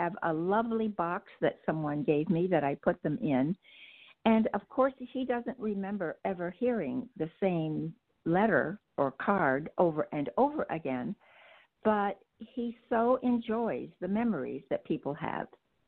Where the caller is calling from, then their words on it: Boston, Massachusetts, United States; I am in the greater Boston area.